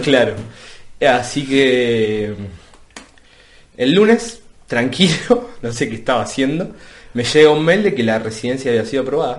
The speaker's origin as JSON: {"language": "Spanish", "town": "Ituzaingó", "region": "Buenos Aires Province", "country": "Argentina", "tie": "born or raised there", "also_born_or_lived": "Moreno, Buenos Aires", "moved": "as an adult", "lives_now": "Rome, Italy", "said": "yo nací en Ituzaingó, o Ituzaingó, como se diga, y mi, y mi acta de nacimiento dice, nacido en Ituzaingó, pero inscripto en Paso del Rey Moreno"}